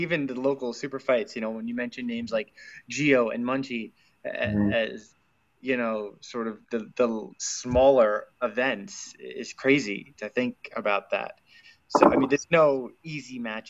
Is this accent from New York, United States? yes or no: yes; Smithtown, New York, United States; I grew up on Long Island